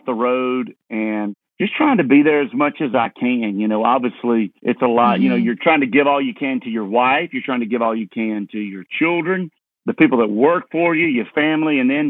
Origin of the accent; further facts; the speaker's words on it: Leesburg, Georgia, United States; moved away; also born or lived in Nashville; Yeah, well, I grew up in Leesburg, Georgia, right in town, but I could walk to cotton fields and peanut fields.